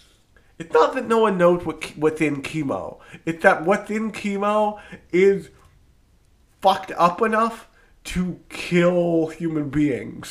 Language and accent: English; New Jersey, United States; I am from New Jersey, the pharmaceutical capital of the United States.